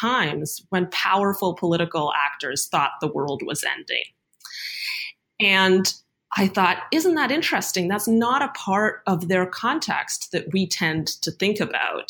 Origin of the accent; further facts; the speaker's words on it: Canada; moved away as an adult; now in United States; I'm Canadian. And when I arrived in the United States for graduate school